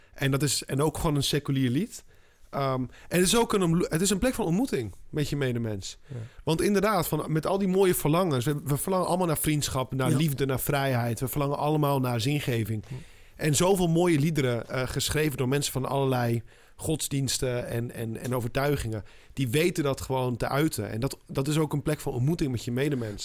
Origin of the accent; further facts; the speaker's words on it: southern Spain, Spain; moved away; ik kom uit Zuid-Spanje